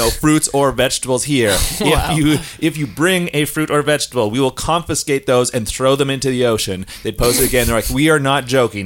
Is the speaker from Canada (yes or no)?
yes; Saskatchewan, Canada; moved away as an adult; now in Vancouver, Canada; I am from Saskatchewan, and I live in Vancouver for a long time